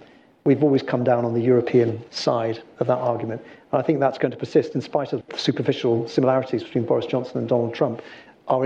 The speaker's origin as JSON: {"language": "English", "region": "South West England", "country": "United Kingdom", "said": "Yeah, I'm from Devon."}